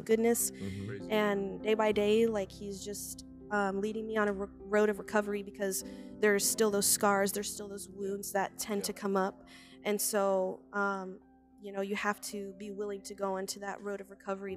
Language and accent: English; Marshalltown, Iowa, United States; also born or lived in Des Moines; I am from Marshalltown.